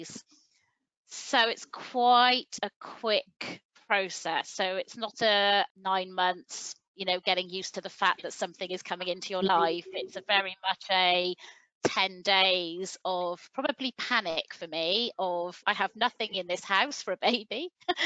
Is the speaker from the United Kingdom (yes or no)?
yes; Welsh, Wales, United Kingdom; we're Welsh